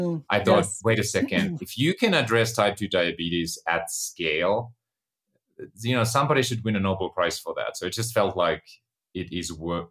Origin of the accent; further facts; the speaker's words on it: Finland; moved away; I was born and raised in Finland, grew up on a farm.